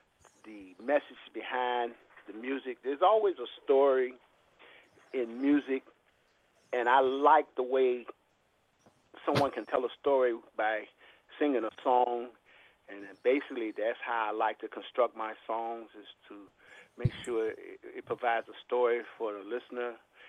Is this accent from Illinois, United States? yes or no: yes; Chicago, Illinois, United States; I'm from Chicago, Illinois.